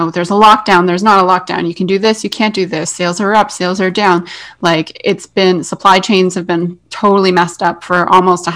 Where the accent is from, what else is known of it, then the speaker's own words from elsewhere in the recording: Canada; we're both Canadian